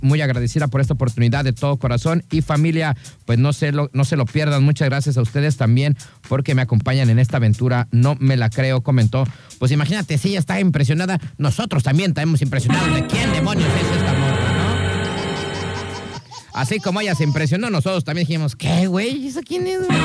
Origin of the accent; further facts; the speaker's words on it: Mexico; Así somos nosotros los mexicanos